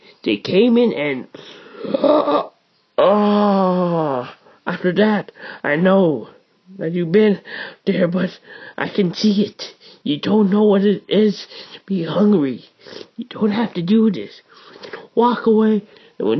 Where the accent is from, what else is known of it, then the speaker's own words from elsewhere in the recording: Hawaii, United States; I'm from Hawaii